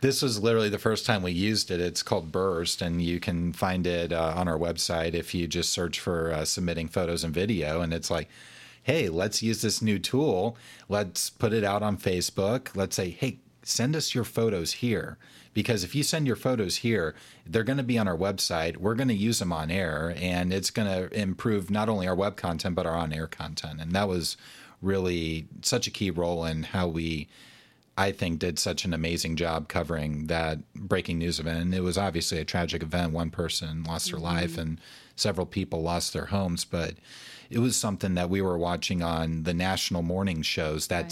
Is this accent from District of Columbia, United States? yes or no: no; Alabama, United States; I grew up in Alabama and I'm a big Alabama fan